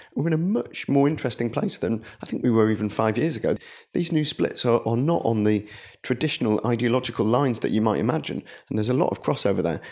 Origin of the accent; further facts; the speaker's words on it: Blackburn, North West England, United Kingdom; my hometown Blackburn